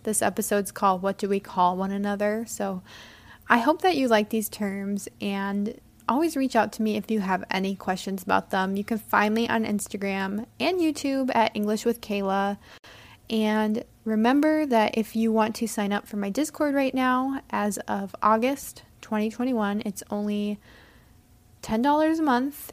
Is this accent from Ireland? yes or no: no; United States